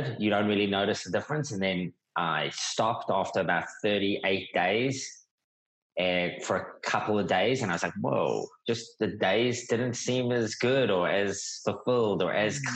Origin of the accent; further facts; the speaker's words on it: South Africa; also born or lived in New York; now in Australia; I'm South African.